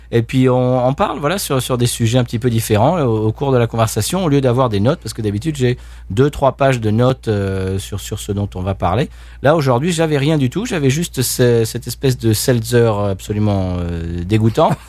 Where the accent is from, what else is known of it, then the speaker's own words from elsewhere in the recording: Spain; accent: Spain Spanish; Là, il me faisait parler espagnol pour entendre mon accent d'Espagne et ça le faisait